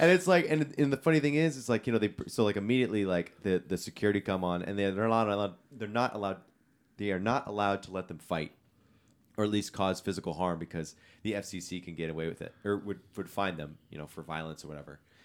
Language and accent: English; California, United States; being a Californian